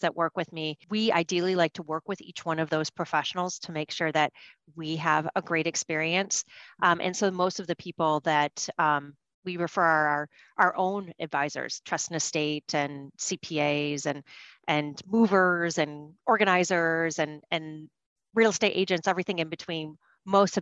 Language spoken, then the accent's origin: English; Michigan, United States; now in New York, United States; where I grew up in Michigan, we grew our own food